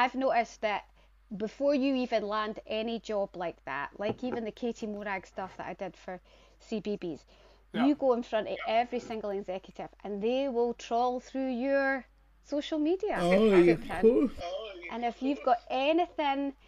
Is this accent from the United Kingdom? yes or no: yes; Bonnyrigg, Scotland, United Kingdom; I'm from Bonnerig. Outside Edinburgh. Aye, just outside Edinburgh.